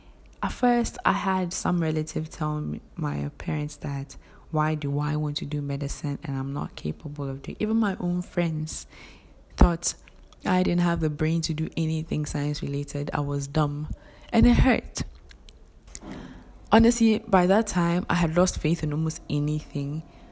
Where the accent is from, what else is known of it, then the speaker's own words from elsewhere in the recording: Ghana; English is a second language; So I pushed, I came to Ghana. Before you enter the university, I'm a Ghanaian, though I have a foreign background.